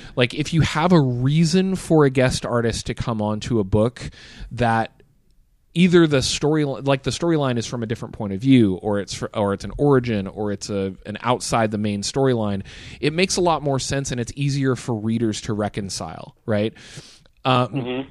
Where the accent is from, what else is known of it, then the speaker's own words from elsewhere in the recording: United States; as an American, you grow up knowing that Europe exists